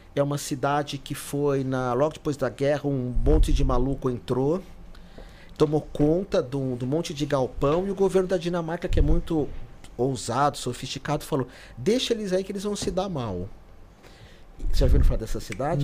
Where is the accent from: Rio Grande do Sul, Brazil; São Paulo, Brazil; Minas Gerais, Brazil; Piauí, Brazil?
São Paulo, Brazil; foi tudo lá no aeroporto Sim. de Congonhas, onde eu morava. Eu nasci em Moema ali